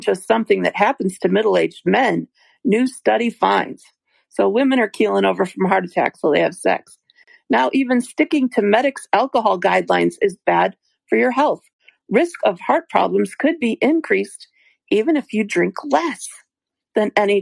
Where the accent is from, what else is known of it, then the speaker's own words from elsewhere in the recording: United States; I'm an American